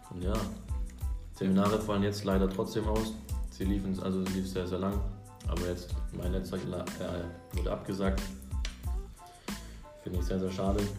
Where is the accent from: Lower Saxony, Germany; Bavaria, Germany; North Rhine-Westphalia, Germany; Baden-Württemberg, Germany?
Baden-Württemberg, Germany; Sersheim; jetzt bin ich in Bissingen, also bei mir in der Heimat wieder. Weil ich komme aus Sersheim.